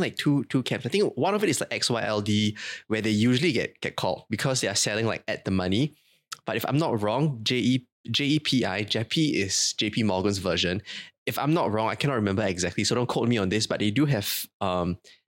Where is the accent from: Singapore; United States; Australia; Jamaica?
Singapore; being Singaporean